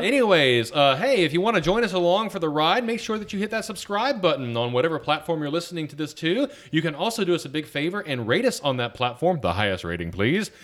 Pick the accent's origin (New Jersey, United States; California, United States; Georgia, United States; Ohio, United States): Georgia, United States; Atlanta; now in Virginia, United States; I grew up in Atlanta